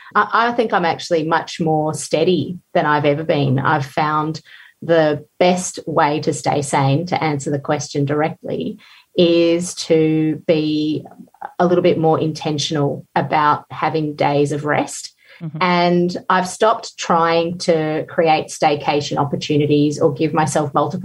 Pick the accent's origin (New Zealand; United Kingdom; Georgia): Georgia; moved away; I grew up in the Soviet Union where food was very scarce most of the time, but we grew our own